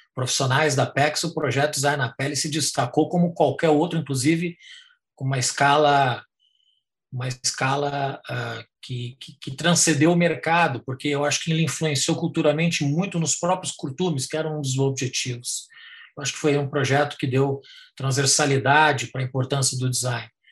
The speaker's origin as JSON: {"language": "Portuguese", "town": "Parobé", "region": "Rio Grande do Sul", "country": "Brazil", "tie": "born or raised there", "moved": "as an adult", "lives_now": "Thailand", "said": "eu nasci eh, em Parobé, cidade pequena do Vale do Paraná, pequena na época"}